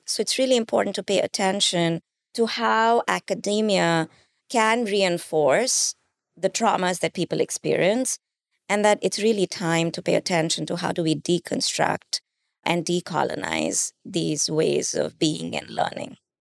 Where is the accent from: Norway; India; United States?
India; moved away; I grew up in India